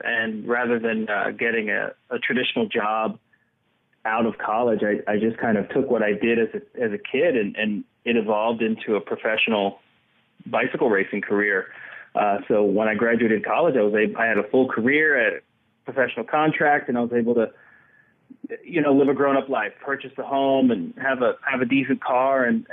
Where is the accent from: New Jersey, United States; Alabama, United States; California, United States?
New Jersey, United States; I was born in New Jersey and my father's black